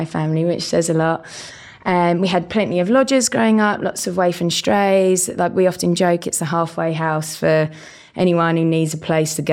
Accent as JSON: {"language": "English", "area": "village near Dartford, Kent", "region": "South East England", "country": "United Kingdom", "accent": "hybrid Estuary accent", "said": "I'm from a beautiful village just outside of Dartford on the border of Southeast London and Northwest Kent. And also borders Essex, which is where I get this dulcet tones of hybrid Estrian accent."}